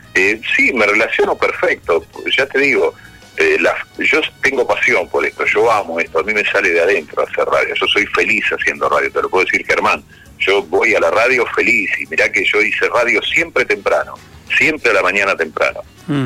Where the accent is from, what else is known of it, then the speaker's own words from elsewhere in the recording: Florentino Ameghino, Buenos Aires Province, Argentina; moved away; en mi pueblo, un pueblo chico de, de en ese momento 5.000, 6.000 habitantes, ahora tendrá 11.000, se llama Florentino Ameguino, como parecido al que está ahí en, Chubut, pero en este caso provincia de Buenos Aires